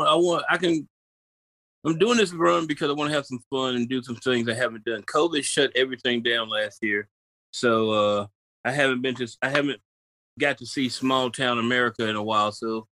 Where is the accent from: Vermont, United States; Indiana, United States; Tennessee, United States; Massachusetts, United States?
Tennessee, United States; Memphis; I'm from Memphis, man.